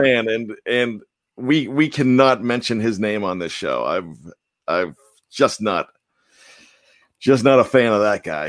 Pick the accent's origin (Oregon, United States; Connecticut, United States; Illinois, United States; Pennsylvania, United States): Pennsylvania, United States; Johnstown; now in Pittsburgh, United States; I grew up in Johnstown